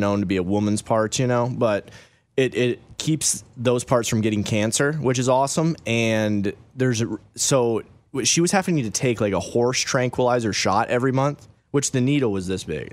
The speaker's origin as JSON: {"language": "English", "region": "Wyoming", "country": "United States", "tie": "born or raised there", "also_born_or_lived": "Michigan", "moved": "yes", "said": "we grew up originally in Wyoming and everybody wrestled there, okay? So I moved to Michigan"}